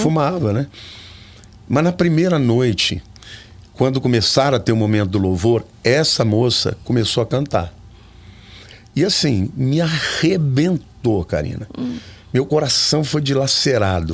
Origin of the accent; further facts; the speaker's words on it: Olímpia, São Paulo, Brazil; also born or lived in Campinas; eu nasci em Campinas, mas fui criado em Olímpia, uma cidade Sim. do interior